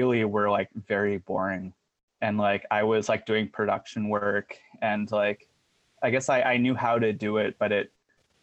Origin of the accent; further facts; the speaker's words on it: Orlando, Florida, United States; moved away as an adult; also born or lived in Portland; now in Canada; I was born in Orlando, and I lived there, and I lived in Florida until I was 23